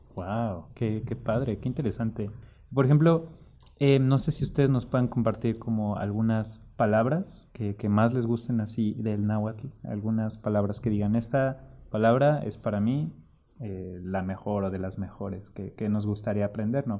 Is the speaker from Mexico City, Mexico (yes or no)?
yes; Mexico City, Mexico; yo soy de Ciudad de México